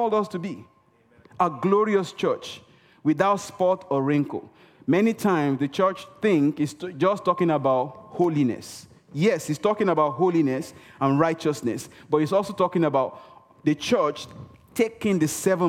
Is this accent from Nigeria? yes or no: yes; Nigeria; first language Yoruba; English is a second language; moved away; I speak Yoruba. I'm from Nigeria, western part of Africa. I speak Yoruba.